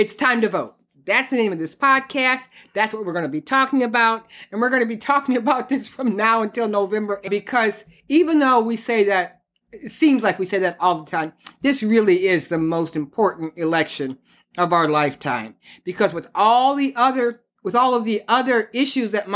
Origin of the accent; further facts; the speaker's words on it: Detroit, Michigan, United States; we come from Detroit, Michigan